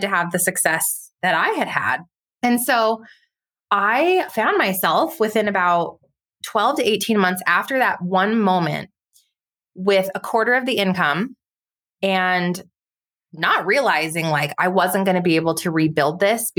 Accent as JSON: {"language": "English", "town": "White Rock", "region": "New Mexico", "country": "United States", "tie": "born or raised there", "said": "I grew up in White Rock, New Mexico, really tiny town outside of Los Alamos, New Mexico."}